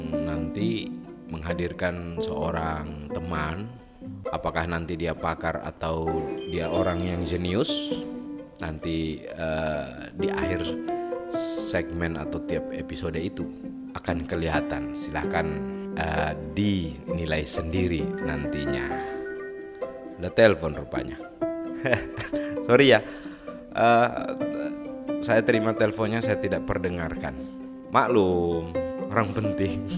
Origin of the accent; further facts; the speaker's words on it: Sigi Regency, Central Sulawesi, Indonesia; wilayah saya ini di Kabupaten Sigi uh, di Provinsi Sulawesi Tengah